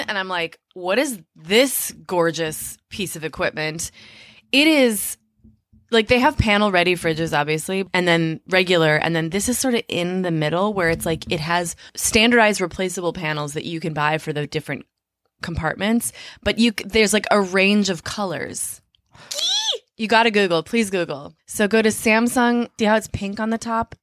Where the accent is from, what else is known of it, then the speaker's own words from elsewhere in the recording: Minneapolis, Minnesota, United States; I grew up in Minneapolis. We were on public assistance a lot of the time